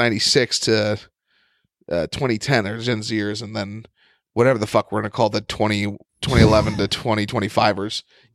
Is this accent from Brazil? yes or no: no; United States; I'm going to keep being my American self.